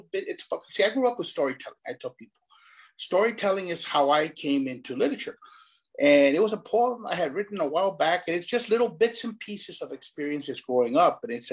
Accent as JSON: {"language": "English", "area": "Rio Grande Valley", "region": "Texas", "country": "United States", "tie": "born or raised there", "said": "I grew up in El Valle."}